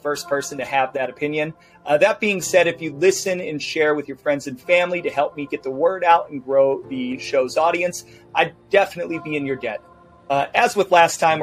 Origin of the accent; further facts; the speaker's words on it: Midwest, United States; I am from the Midwest